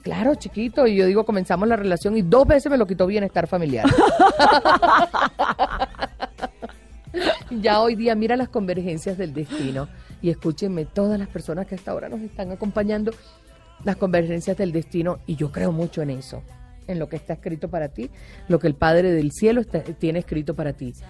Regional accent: Caribbean coast of Colombia, Colombia; moved away; also born or lived in Bogotá; soy costeña

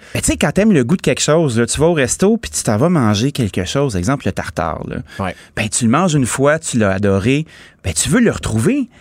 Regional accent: Laval, Quebec, Canada; je suis originaire de Laval

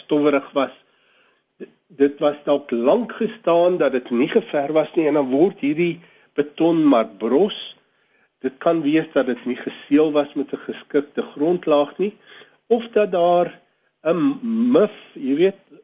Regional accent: South Africa; ons as Suid-Afrikaners

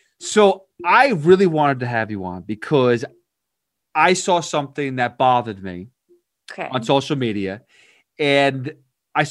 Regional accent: Eastchester, New York, United States; I'm from East Chester, Westchester area

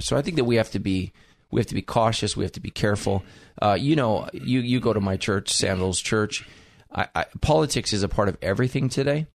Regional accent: United States; I am an American

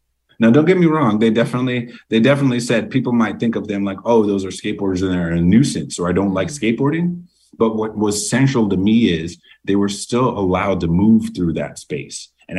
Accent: Massachusetts, United States; That's something I saw in my time growing up in Massachusetts with skateboarding.

